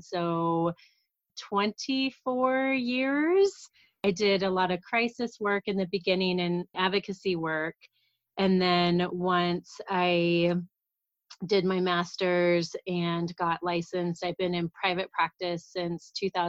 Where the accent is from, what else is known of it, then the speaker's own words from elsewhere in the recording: Kansas City, United States; moved away as an adult; now in Colorado, United States; So I am from Kansas City. That's where I grew up.